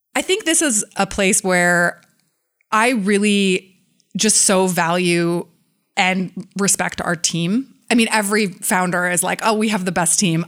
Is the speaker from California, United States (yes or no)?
yes; San Francisco, California, United States; close friends that I grew up with in San Francisco